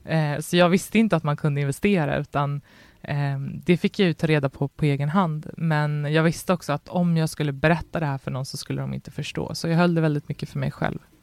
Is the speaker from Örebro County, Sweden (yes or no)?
no; Botkyrka, Stockholm County, Sweden; jag växte upp i Fittja